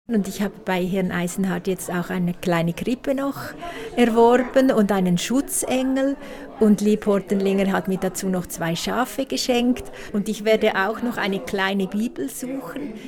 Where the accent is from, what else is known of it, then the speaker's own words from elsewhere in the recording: Beckenried, Nidwalden, Switzerland; in Beckenried, wo ich aufgewachsen bin